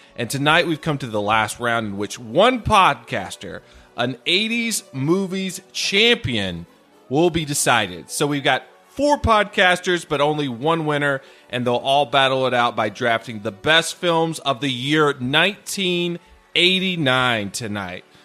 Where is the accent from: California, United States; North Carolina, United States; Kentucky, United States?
North Carolina, United States; North Carolina, my home state